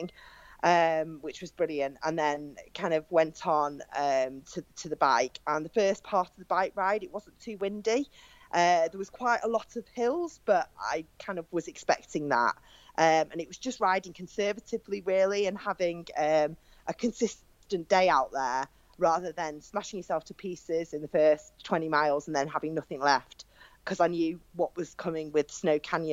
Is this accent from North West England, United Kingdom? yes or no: yes; Cheshire, North West England, United Kingdom; I'm from Cheshire, which is not that far from Manchester